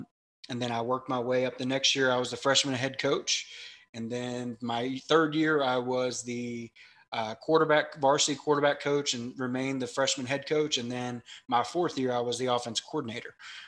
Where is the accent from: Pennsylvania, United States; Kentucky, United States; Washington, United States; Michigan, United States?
Kentucky, United States; Lexington; also born or lived in Louisville, Kentucky; I'm from Kentucky. I was born in Louisville, Kentucky, but raised right outside of Lexington. Come from a big, big Catholic family on both sides.